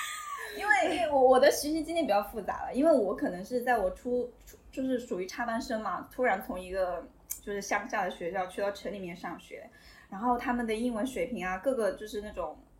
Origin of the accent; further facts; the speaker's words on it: Hunan, China; 哦，对，我是湖南的。